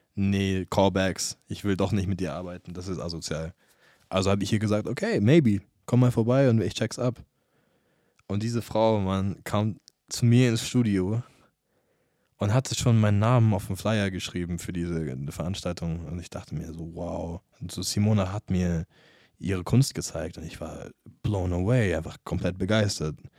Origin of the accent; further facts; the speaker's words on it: United States; first language English; German is a second language; now in Munich, Germany; aus der Gegend, wo ich aufgewachsen bin, in Amerika